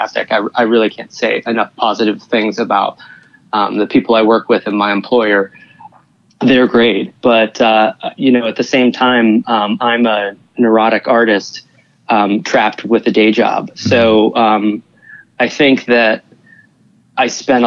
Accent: Pittsburgh, Pennsylvania, United States; moved away as an adult; now in New York, United States; I'm from the Western Pennsylvania area originally, and living in the Pittsburgh area

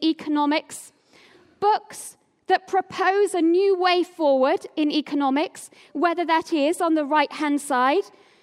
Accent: Oldham, North West England, United Kingdom; also born or lived in Tameside; now in Cambridge, United Kingdom; I was born in Tameside and grew up for most of my life in Oldham.

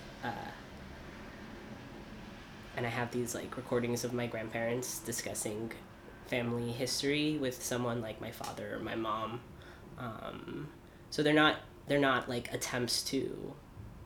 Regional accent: Los Angeles, California, United States; moved away as an adult; also born or lived in Tel Aviv, Israel; I grew up in LA. I grew up in a really insular Iranian Jewish community.

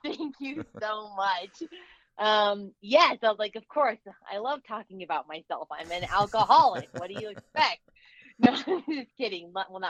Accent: Telluride, Colorado, United States; I am originally born and raised in Colorado. I grew up in Telluride, Colorado.

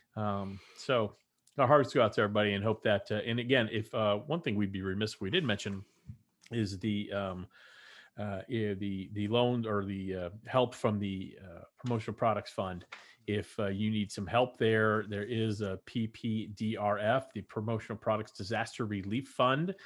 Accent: Texas, United States; moved away; growing up in Texas as a Texan

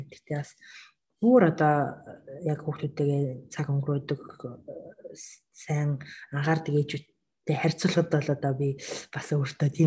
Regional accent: Mongolia; moved away as an adult; now in Japan

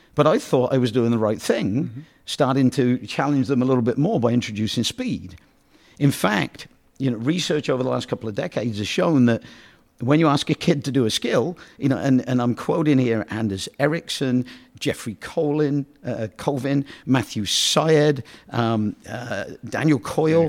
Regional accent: United Kingdom; now in United States; I'm from Britain

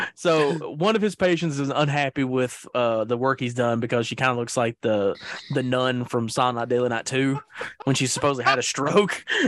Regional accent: the South, United States; I'm a Southerner

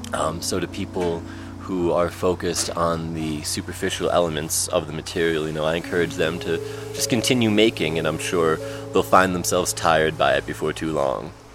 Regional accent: Albany, New York, United States; I'm from Albany, New York, and we're here at Anderson Ranch.

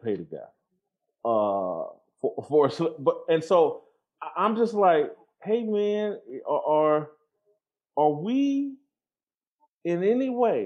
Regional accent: Indianapolis, Indiana, United States; I'm from Indianapolis, and have, at different points in my life in Indianapolis, lived in some of the harder parts of Indianapolis.

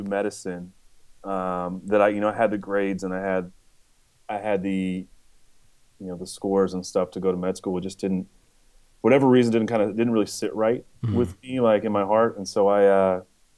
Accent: Chico, California, United States; moved away as an adult; also born or lived in San Diego, California / Wisconsin; now in Nashville, United States; I'm from Northern California. I was born and semi-raised in Chico, California

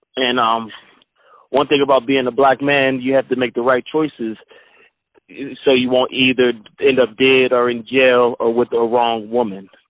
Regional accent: Pittsburgh, Pennsylvania, United States; I'm from Pittsburgh.

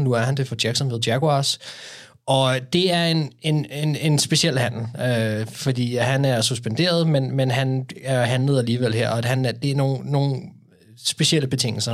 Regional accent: Denmark; som danskere.

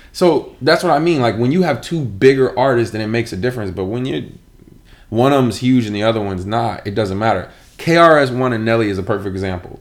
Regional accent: Michigan, United States; I'm from Michigan

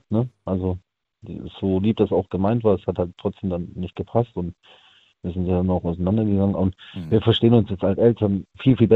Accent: Friedrichshafen, Baden-Württemberg, Germany; bei mir, wo ich herkomme, aus Friedrichshafen eigentlich ursprünglich bei uns gibt es da so einen Aussichtsturm

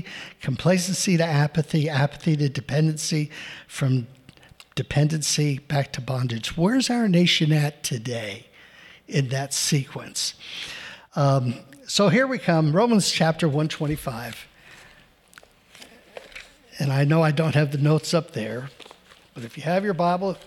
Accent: New Jersey, United States; I grew up in New Jersey

